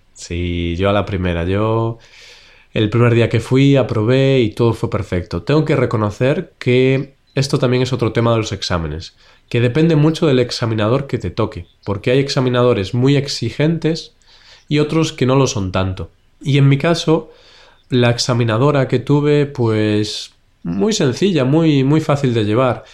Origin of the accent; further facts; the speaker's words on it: Spain; como nosotros somos españoles